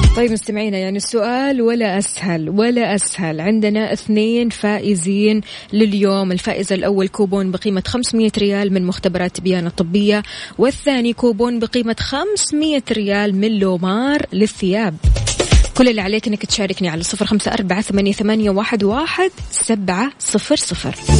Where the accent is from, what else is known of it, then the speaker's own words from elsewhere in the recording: Saudi Arabia; عندنا بالسعوديه